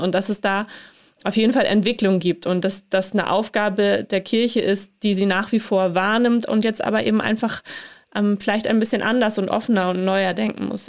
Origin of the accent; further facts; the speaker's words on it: Hamburg, Germany; ich komme aus Hamburg